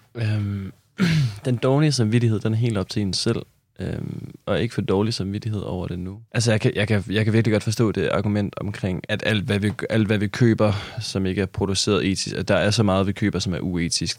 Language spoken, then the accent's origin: Danish; Kolding, Southern Denmark, Denmark; jeg er fra Kolding